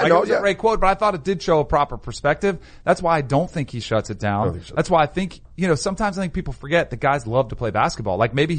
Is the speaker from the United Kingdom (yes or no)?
no; Florida, United States; this is from growing up in Florida